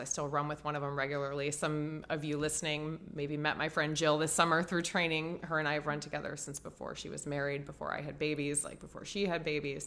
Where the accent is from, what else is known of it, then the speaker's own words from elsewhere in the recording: Ohio, United States; also born or lived in Dallas, Texas / Tampa, Florida; now in Chicago, United States; I grew up in Ohio